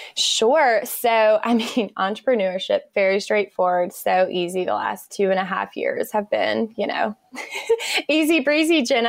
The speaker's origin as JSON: {"language": "English", "region": "Eastern North Carolina", "country": "United States", "tie": "born or raised there", "moved": "as an adult", "lives_now": "Raleigh, United States", "said": "I grew up in a small town in North Carolina. I live in Raleigh now, but I grew up in Eastern North Carolina in a really small town"}